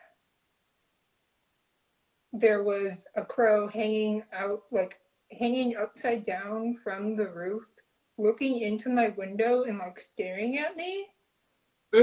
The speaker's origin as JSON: {"language": "English", "region": "Southern Arizona", "country": "United States", "tie": "born or raised there", "moved": "yes", "lives_now": "Seattle, United States", "said": "since moving up to Seattle, I grew up in Southern Arizona"}